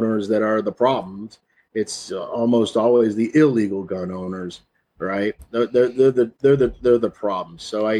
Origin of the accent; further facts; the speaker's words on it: East Texas, United States; I grew up in East Texas